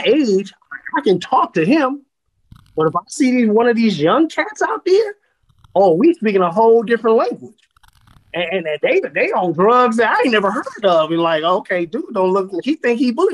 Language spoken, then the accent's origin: English; California, United States; growing up in California